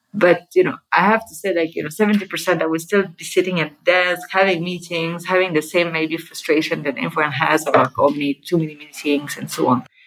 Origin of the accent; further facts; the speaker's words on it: Geneva, Switzerland; moved away as an adult; also born or lived in Zurich; I come from Geneva, which is you know like the heart